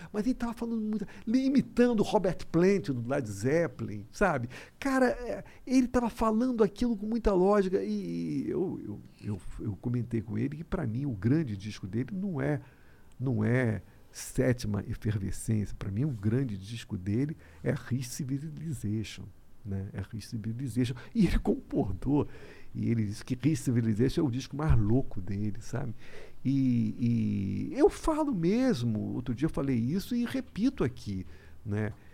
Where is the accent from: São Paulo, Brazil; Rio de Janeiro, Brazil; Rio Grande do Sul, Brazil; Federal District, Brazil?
Rio de Janeiro, Brazil; eu sou carioca